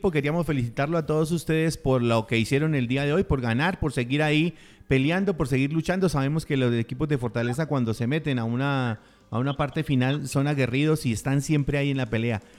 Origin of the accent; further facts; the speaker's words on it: Bogotá, Colombia; por fin otro bogotano.